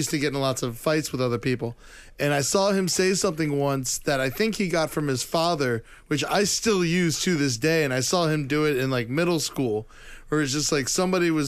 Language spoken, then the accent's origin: English; Boca Raton, Florida, United States; growing up in Boca Raton, we were the family that went poor trying to live in one of the richest neighborhoods in the country.